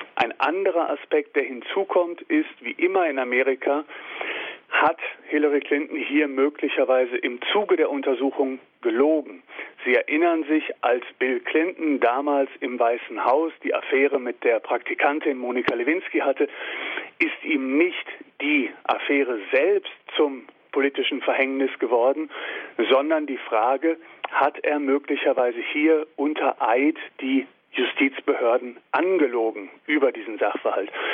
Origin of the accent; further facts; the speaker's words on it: Germany; uns als Deutsche